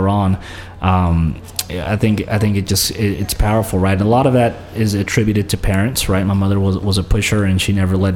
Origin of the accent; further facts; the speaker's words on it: Memphis, Tennessee, United States; first language Spanish; English is a second language; also born or lived in Santa Ana, California, United States; I grew up in Santa Ana for about 5 years, and then in 95, we moved to Memphis